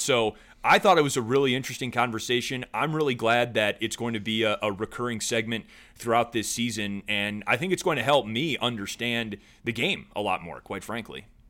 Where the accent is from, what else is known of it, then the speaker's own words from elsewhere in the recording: Wisconsin, United States; my home state